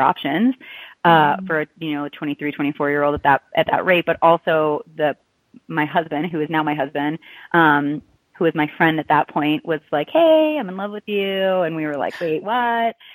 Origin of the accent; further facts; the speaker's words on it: Chicago, Illinois, United States; moved away as an adult; I'm originally from the Chicago area